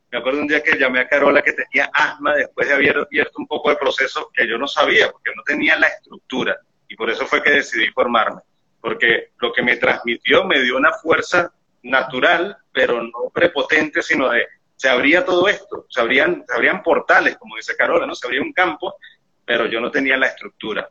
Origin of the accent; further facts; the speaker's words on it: Venezuelan Andes, Venezuela; como buen gocho, soy montañero